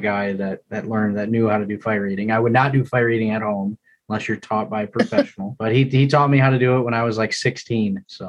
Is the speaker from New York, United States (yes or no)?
no; South Lyon, Michigan, United States; Born and raised in South Lyon, Michigan, so about an hour south of here.